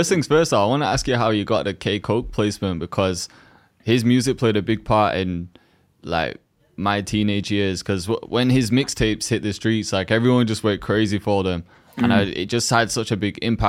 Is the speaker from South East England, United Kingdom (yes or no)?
no; Huddersfield, Yorkshire and the Humber, United Kingdom; now in Manchester, United Kingdom; So yeah, I grew up in Huddersfield, but I live in Manny at the moment.